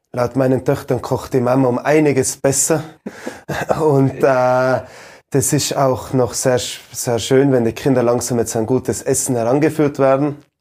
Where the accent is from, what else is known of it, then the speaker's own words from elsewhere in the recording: Ischgl, Tyrol, Austria; meinen Heimatort